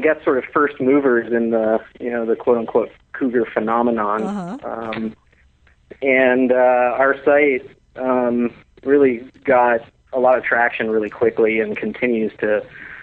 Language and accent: English; Newport Beach, California, United States; I grew up in Newport Beach, California